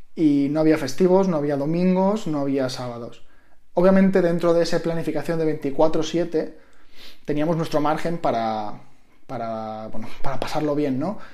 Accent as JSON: {"language": "Spanish", "area": "Mallorca", "region": "Balearic Islands", "country": "Spain", "tie": "born or raised there", "also_born_or_lived": "Madrid", "moved": "as an adult", "said": "Yo soy de Mallorca, siempre vivía con mis padres, tenía mi grupo de amigos"}